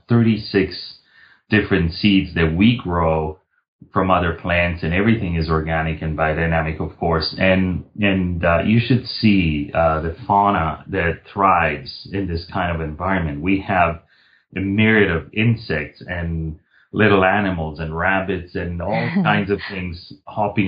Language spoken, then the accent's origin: English; Milan, Lombardy, Italy; I was born and raised in Milan